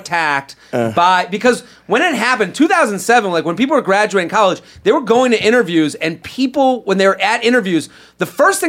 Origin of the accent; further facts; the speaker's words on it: Boston, Massachusetts, United States; moved away; I came from Boston. I didn't go, I wasn't from a Penn State family.